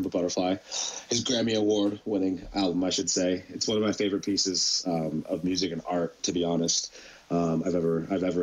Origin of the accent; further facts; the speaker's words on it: London, Ontario, Canada; as a kid in London, most of them are just predominantly white, just because that's just the demographics of London